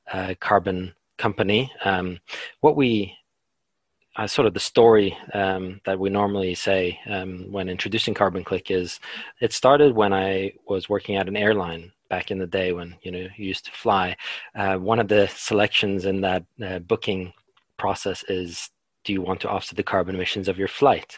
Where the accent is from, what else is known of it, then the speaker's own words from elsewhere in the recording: Norway; moved away as an adult; also born or lived in London, United Kingdom; now in New Zealand; I'm from Norway, but my parents are Polish